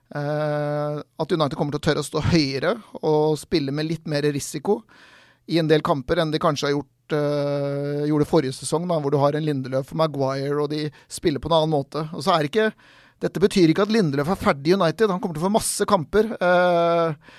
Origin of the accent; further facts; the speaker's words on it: Norway; vi kommer fra Norge